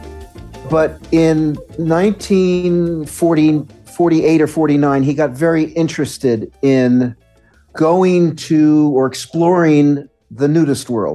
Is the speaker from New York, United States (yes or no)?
yes; New York City, New York, United States; I was born and raised in New York City, Midtown Manhattan.